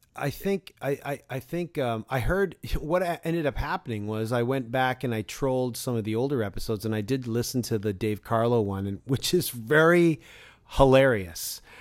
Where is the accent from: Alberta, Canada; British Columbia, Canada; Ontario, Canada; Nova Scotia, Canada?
Ontario, Canada; Toronto; my hometown of Toronto, but my home borough of Scarborough, Ontario